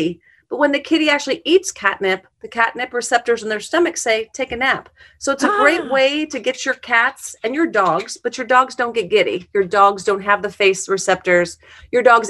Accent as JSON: {"language": "English", "area": "a farm outside of Omaha", "region": "Nebraska", "country": "United States", "tie": "born or raised there", "also_born_or_lived": "Sterling, Illinois", "moved": "yes", "lives_now": "Kansas City, United States", "said": "A little farm outside of Nebraska, outside of Omaha. So I grew up"}